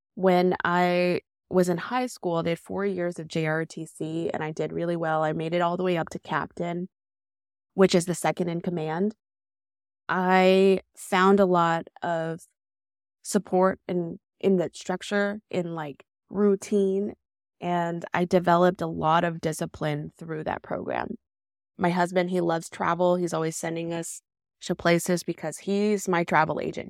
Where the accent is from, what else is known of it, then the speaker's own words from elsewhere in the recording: Decatur, Alabama, United States; raised in Decatur, Alabama